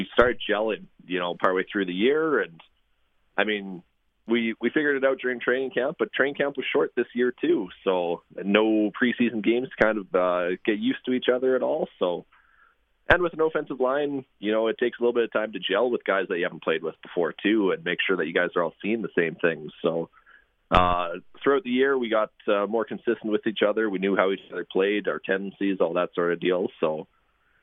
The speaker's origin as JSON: {"language": "English", "region": "Saskatchewan", "country": "Canada", "tie": "born or raised there", "said": "my family's here. I grew up here. I've got a lot of pride in the province"}